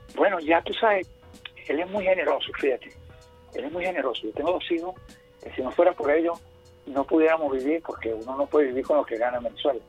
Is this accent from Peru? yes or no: no; Venezuela; Solamente dos venezolanos la tenemos, … y yo